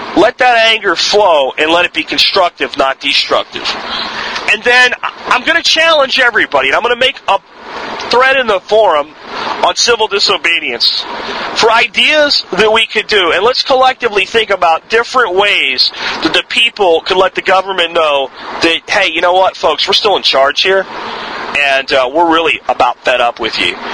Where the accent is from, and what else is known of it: United States